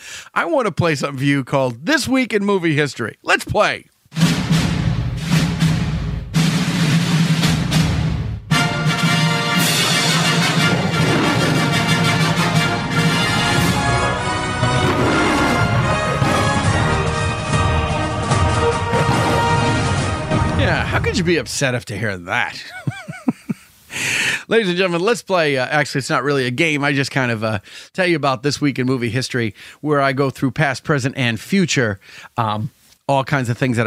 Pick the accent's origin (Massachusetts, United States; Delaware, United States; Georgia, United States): Massachusetts, United States; Salem; I'm from Salem